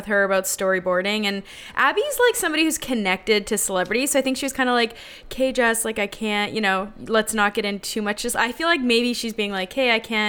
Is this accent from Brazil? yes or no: no; Canada; now in United States; as a Canadian